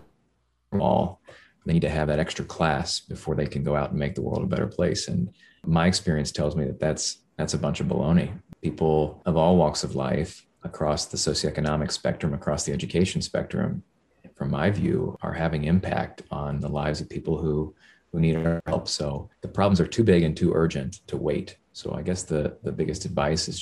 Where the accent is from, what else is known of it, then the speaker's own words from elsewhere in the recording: Indiana, United States; my home state of Indiana